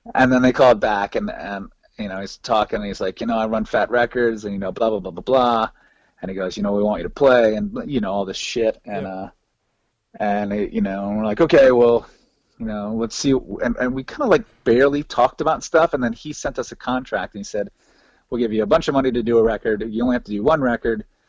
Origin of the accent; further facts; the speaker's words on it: the South, United States; we're from the South